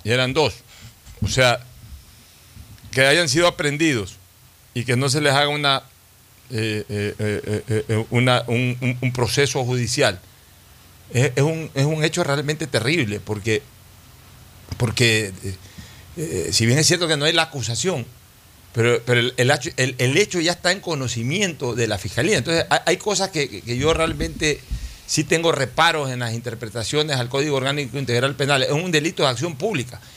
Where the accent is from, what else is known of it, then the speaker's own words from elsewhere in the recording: Guayaquil, Guayas, Ecuador; es nuestra ciudad que nos vio nacer, en el caso de Cristina y mío